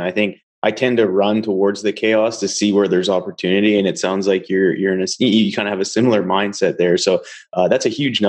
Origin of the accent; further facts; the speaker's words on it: Canada; myself, being Canadian, I have a lot of ties to the Canadian oil field.